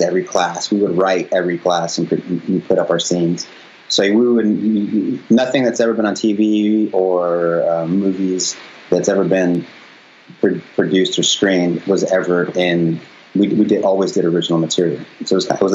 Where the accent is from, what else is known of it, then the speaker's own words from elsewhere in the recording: Wyoming, United States; moved away; also born or lived in Nebraska; I'm from Wyoming